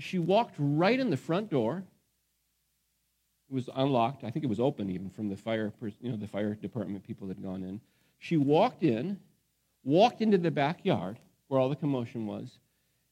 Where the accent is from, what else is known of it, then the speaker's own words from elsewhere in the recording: Phoenix, Arizona, United States; the house where I grew up in Phoenix, Arizona